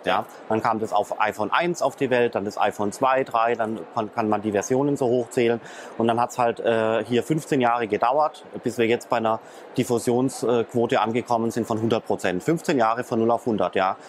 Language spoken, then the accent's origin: German; Germany; ich als äh, Deutscher